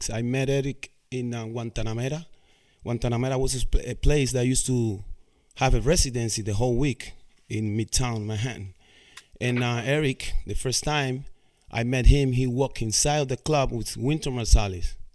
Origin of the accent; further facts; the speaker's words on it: Cuba; English is a second language; moved away; when I came from Cuba in 1998.